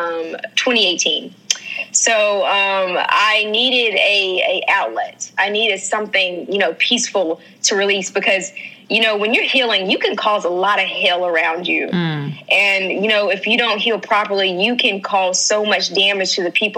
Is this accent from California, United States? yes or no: no; North Carolina, United States; I am from North Carolina. I am a country girl at heart.